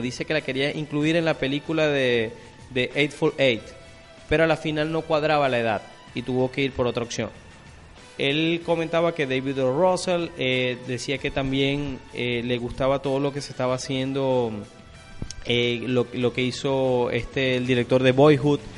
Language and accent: Spanish; Venezuela; nosotros como venezolanos